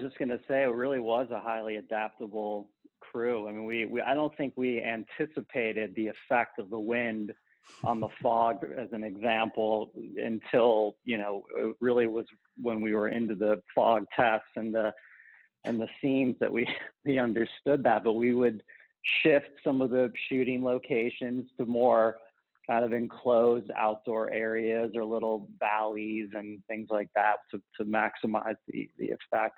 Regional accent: Ohio, United States; I'm from Ohio

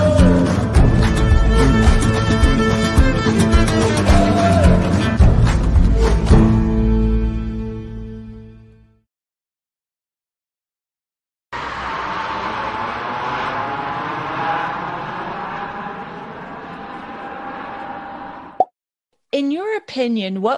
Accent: United States; I'm from the States

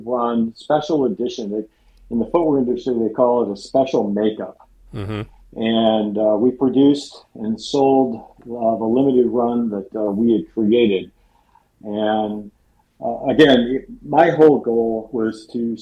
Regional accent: just outside of Ann Arbor, Michigan, United States; now in San Francisco, United States; I grew up just outside of Ann Arbor, Michigan

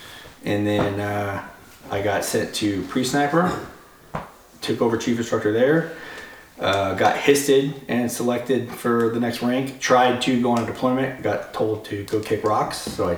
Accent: California, United States; I'm originally from the great state of California.

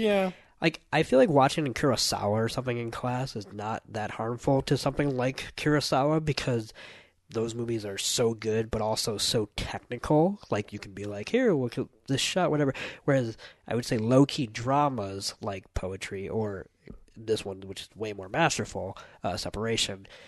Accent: United States; as an American

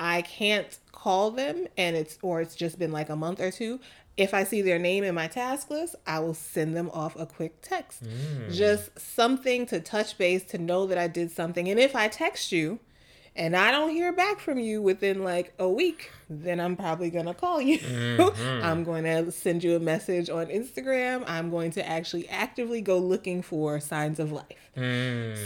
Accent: New York City, New York, United States; moved away; the girls I grew up with in Queens on the block

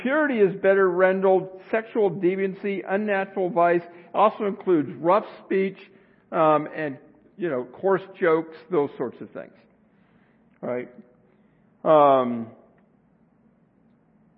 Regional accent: Arizona, United States; I grew up in Arizona

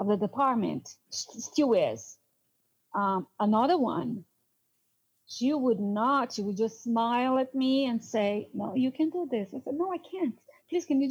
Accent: Brazil; English is a second language; moved away as an adult; also born or lived in New York; now in United States; I'm from South America, I'm considered Hispanic. I do have an accent.

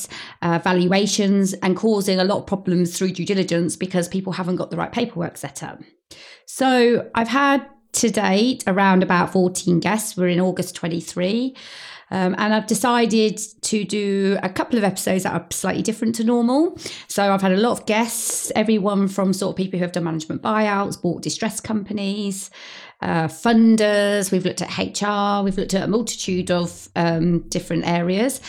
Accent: Peterborough, East of England, United Kingdom; I was born in Peterborough in Cambridgeshire. I've lived there all my life

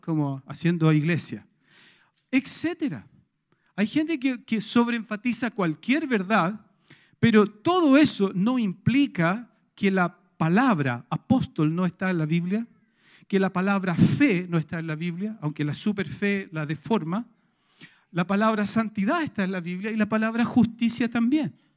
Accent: Chile; todos nosotros como sociedad chilena

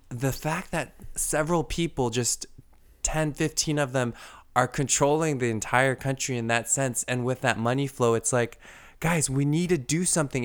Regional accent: United States; us as the American people

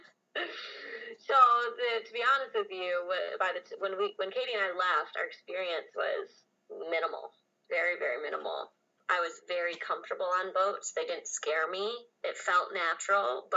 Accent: Grand Rapids, Michigan, United States; I grew up in Grand Rapids, Michigan

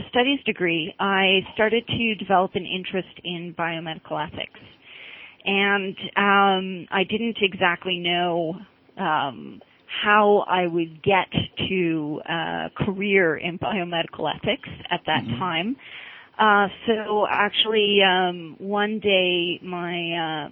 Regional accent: Toronto, Ontario, Canada; I grew up in Toronto

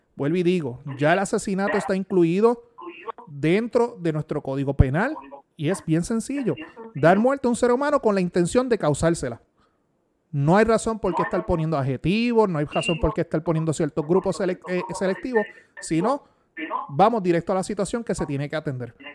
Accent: Puerto Rico; mi deber como buen puertorriqueño

